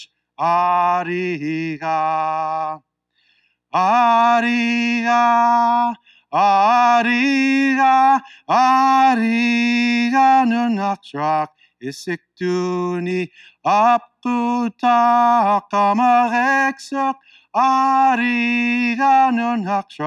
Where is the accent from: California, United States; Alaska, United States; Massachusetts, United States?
Alaska, United States; Unalakleet; also born or lived in Oklahoma; I grew up in a small little village, an Eskimo village on the shores of the Bering Sea, the Norton Sound, Unalakleet, Alaska